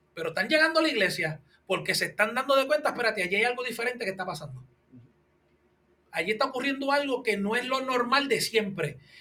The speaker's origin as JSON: {"language": "Spanish", "country": "Puerto Rico", "said": "Nosotros somos puertorriqueños"}